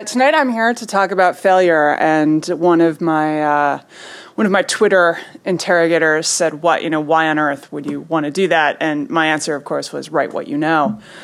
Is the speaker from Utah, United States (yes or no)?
no; New York, United States; I grew up in New York, so I was not very far, I was a couple miles from the site